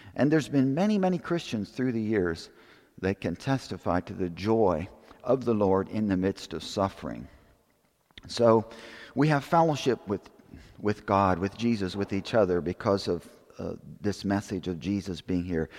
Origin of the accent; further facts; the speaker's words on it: Pennsylvania, United States; I grew up in Pennsylvania